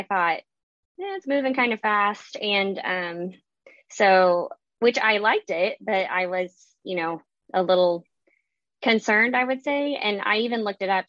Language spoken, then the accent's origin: English; the South, United States; I'm from the South